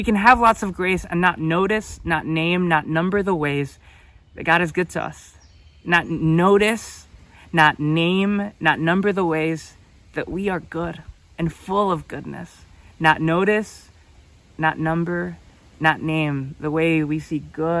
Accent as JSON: {"language": "English", "country": "United States", "said": "I'm from the United States"}